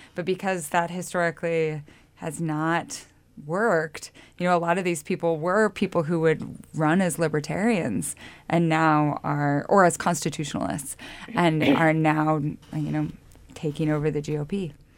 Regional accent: Lewiston, Idaho, United States; now in Montana, United States; I'm from Lewiston

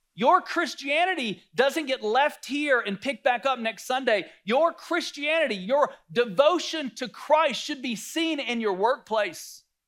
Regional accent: North Carolina, United States; I grew up in the South, North Carolina.

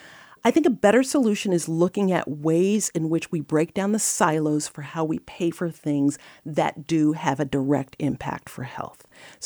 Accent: New York City, New York, United States; So I grew up in the South Bronx, and I had two parents who were really just dedicated to my education.

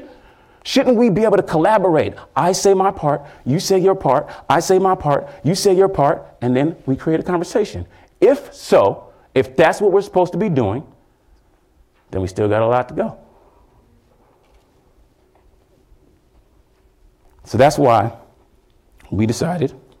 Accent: Houston, Texas, United States; I'm from Houston, Texas

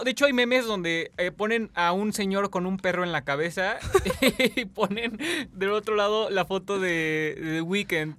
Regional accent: Mexico; nosotros como mexicanos

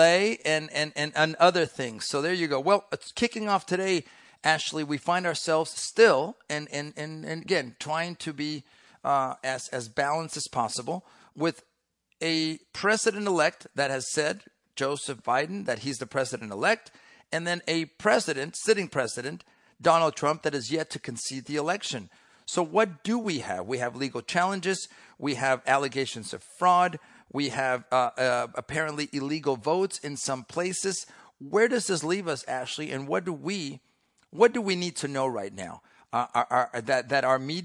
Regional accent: Mexico; now in United States; I grew up in Mexico when I was younger, way before you were even on this planet. But my mother, American

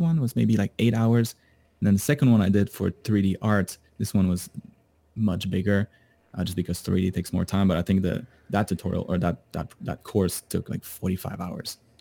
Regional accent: Canada; moved away; I, I'm from Canada

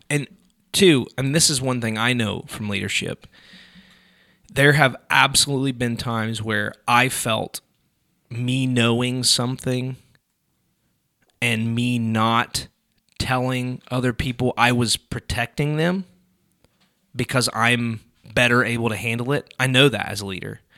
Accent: United States; I'm an American

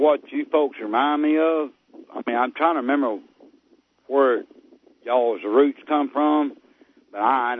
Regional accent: Ruston, Louisiana, United States; I'm from Ruston, Louisiana

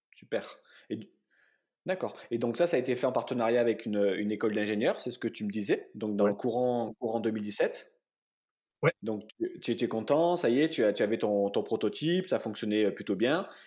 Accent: Montpellier, Occitania, France; je suis de Montpellier. J'ai grandi également dans un, voilà, dans quartier très populaire

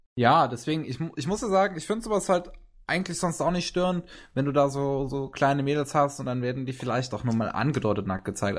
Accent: Germany; Bei uns in Deutschland

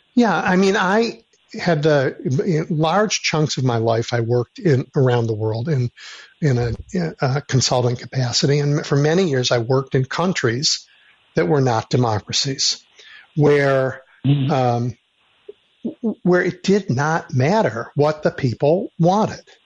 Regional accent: Chicago, Illinois, United States; I grew up in Chicago during a time when the Republican Party was running away from civil rights

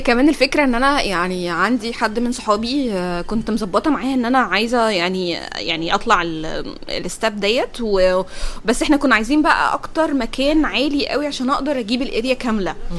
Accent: Egypt; كل ما حد يشوفني بره مصر يقول لي يا بقى بلد عادل امام

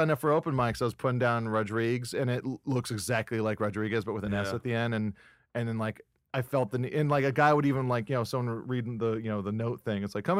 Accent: Hawaii, United States; moved away; I'm from Hawaii.

